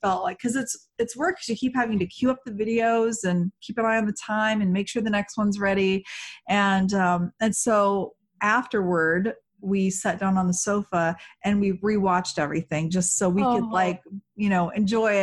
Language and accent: English; Atlanta, Georgia, United States; moved away; my friend that I grew up with in Atlanta